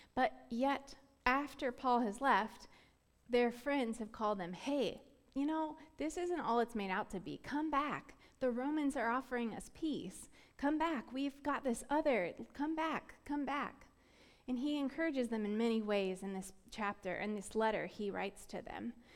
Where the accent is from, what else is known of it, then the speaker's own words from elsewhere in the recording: Florida, United States; I grew up in Florida